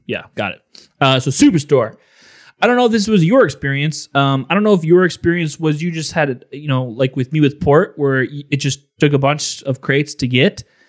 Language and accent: English; Illinois, United States; Growing up in Illinois